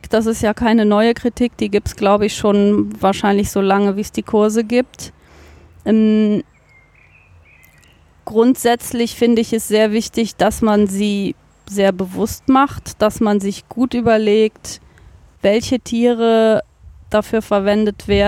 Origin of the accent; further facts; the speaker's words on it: Cologne, North Rhine-Westphalia, Germany; Ich bin aufgewachsen in Köln-Brück das ist fast schon ein Dorf, ganz am Rand von Köln, quasi das, die letzte Bastion von Köln, bevor dann Bergisch Gladbach anfängt, ganz im Osten.